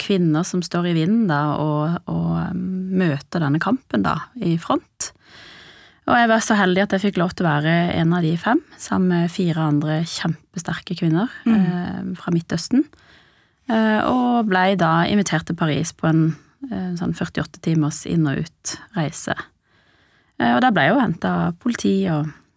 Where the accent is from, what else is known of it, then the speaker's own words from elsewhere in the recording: Sørlandet, Norway; moved away as an adult; also born or lived in Iran / Lillesand; now in Oslo, Norway; vokste opp på Sørlandet og endte opp i Oslo.